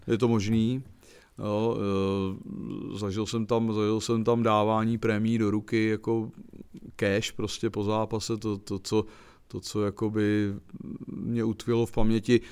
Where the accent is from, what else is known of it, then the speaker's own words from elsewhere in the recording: Czechia; also born or lived in Prague / Plzeň; Já jsem byl Čech